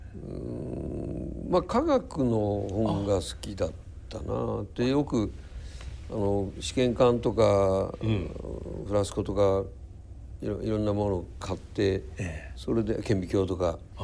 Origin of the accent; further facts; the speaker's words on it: Tokyo, Japan; also born or lived in Osaka; 祖師ヶ谷大倉っていうところで育って、はい、祖師ヶ谷小学校千歳中学新宿高校